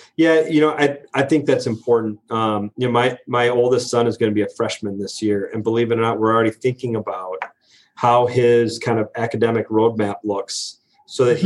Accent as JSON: {"language": "English", "town": "La Crosse", "region": "Wisconsin", "country": "United States", "tie": "born or raised there", "moved": "yes", "said": "I grew up in Lacrosse, Wisconsin, a town of about fifty thousand people"}